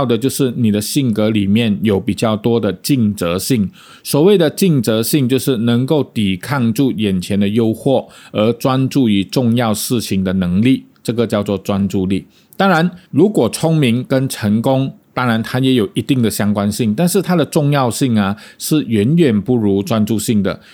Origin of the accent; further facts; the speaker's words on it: Malaysia; accent: Malaysian; 我们马来西亚人